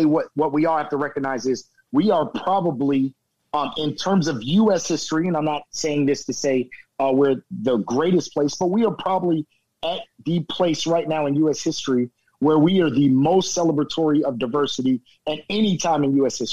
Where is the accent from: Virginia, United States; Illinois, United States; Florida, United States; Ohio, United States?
Ohio, United States; Cincinnati; I'm from Cincinnati, Ohio